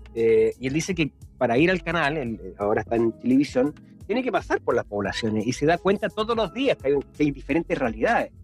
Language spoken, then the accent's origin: Spanish; Chile; todos los que somos chilenos